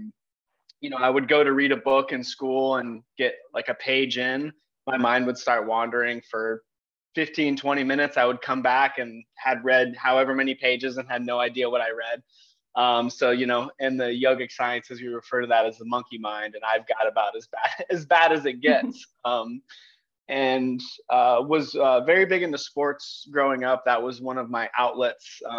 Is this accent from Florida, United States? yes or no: yes; Palm Beach County, Florida, United States; I grew up in Palm Beach County, fourth generation, actually on my mom's side.